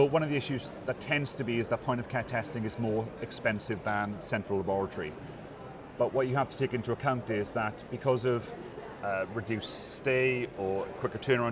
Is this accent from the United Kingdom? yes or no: yes; Wales, United Kingdom; I come from Wales, so we have the Welsh Assembly government